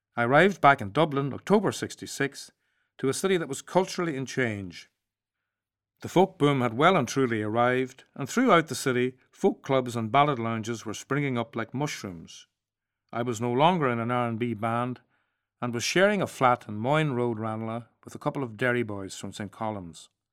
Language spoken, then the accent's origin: English; Strabane, Northern Ireland, United Kingdom; Growing up in Strabane, a border town and attending that rare thing at the time, a mixed sex, mixed religion primary school in Northern Ireland.